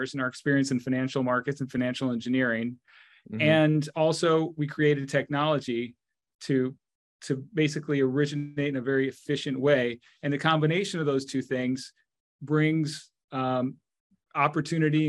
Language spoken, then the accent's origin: English; United States; also born or lived in Argentina / Mexico; Although I grew up in the United States, my parents came to the U.S. when I was very small.